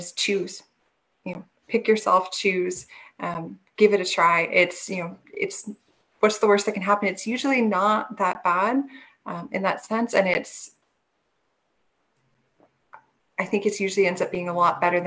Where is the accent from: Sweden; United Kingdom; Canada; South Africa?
Canada; I'm Canadian